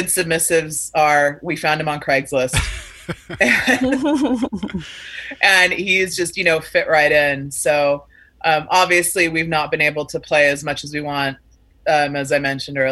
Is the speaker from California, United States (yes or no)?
yes; Sacramento, California, United States; now in Los Angeles, United States; I'm originally from Sacramento